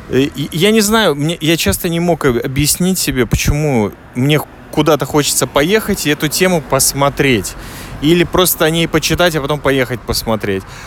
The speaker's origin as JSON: {"language": "Russian", "country": "Latvia", "moved": "yes", "lives_now": "Israel", "said": "я из Латвии"}